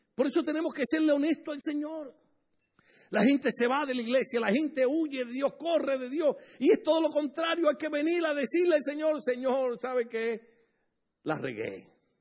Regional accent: Puerto Rico; accent: boricua; moved away as an adult; also born or lived in Bloomington, California; now in United States; En Puerto Rico usamos una expresión, los puertorriqueños hablamos bien raro

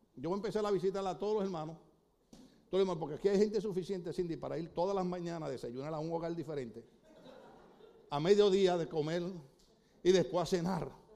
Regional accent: Puerto Rico

